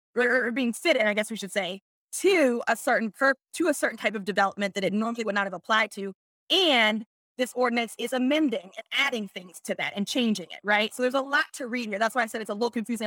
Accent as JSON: {"language": "English", "town": "Pittsburgh", "region": "Pennsylvania", "country": "United States", "said": "I'm from Pittsburgh, I add S to things"}